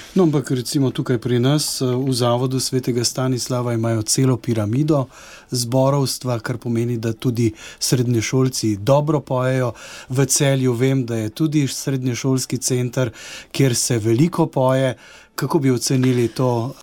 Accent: Slovenia; smo Slovenci znani kot pevski narod

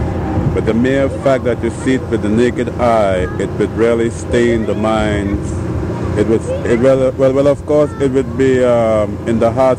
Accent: Trinidad & Tobago; now in Neptune, United States; I'm from Trinidad, West Indies.

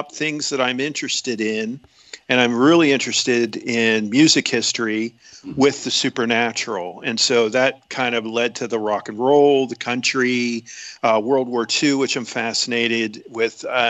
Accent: Tyrone, Pennsylvania, United States; my hometown, Tyrone, Pennsylvania

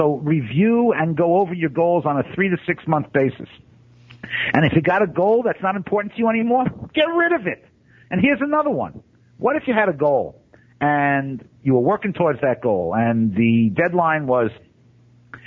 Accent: New York City, New York, United States; I grew up in Brooklyn

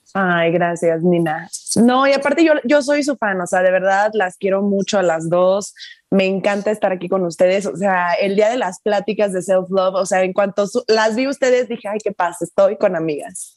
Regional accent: Chiapas, Mexico; moved away as an adult; also born or lived in Monterrey; yo me fui de Chiapas cuando tenía 17 porque me fui a estudiar la universidad, me fui a Monterrey

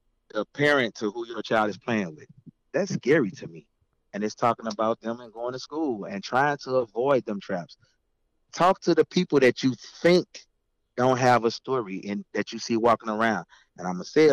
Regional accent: St. Louis, Missouri, United States; I'm from St. Louis, Missouri.

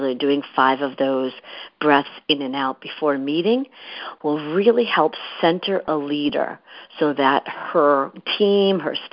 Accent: Boston, Massachusetts, United States; moved away as an adult; also born or lived in San Francisco; now in New York City, United States; I grew up in the Massachusetts area, in the Boston area

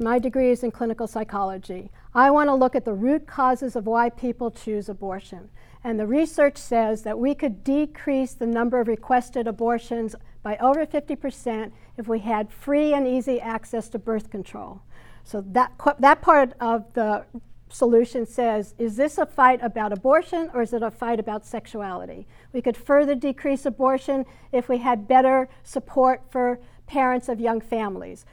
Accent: Hartsdale, New York, United States; also born or lived in Bronx, New York City; I was born in the Bronx, which is a part of New York City. and grew up in a small town north of the city, Hartsdale, New York

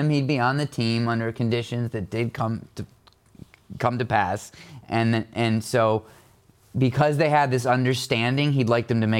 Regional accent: Rochester, New York, United States; I'm from Rochester.

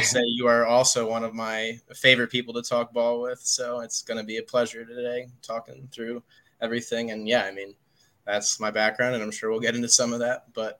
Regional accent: outside Philadelphia, Pennsylvania, United States; I grew up outside Philadelphia.

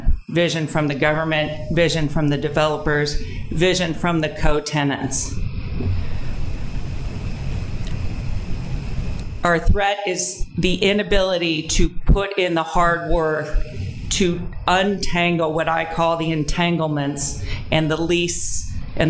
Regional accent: Delaware County, outside Philadelphia, Pennsylvania, United States; also born or lived in Southern California; I live in my hometown.

